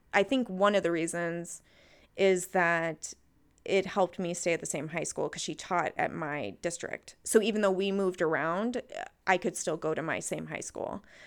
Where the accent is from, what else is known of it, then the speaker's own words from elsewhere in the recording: Texas, United States; moved away; also born or lived in Minnesota; I grew up in Texas